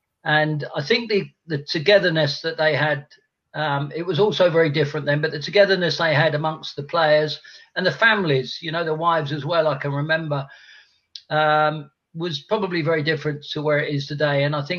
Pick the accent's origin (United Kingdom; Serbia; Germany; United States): United Kingdom; London; we lived literally a stone's throw from Upton Park.